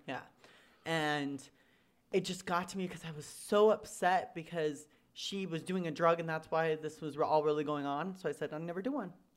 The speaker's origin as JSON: {"language": "English", "town": "Riverside", "region": "California", "country": "United States", "said": "I'm from Riverside, California"}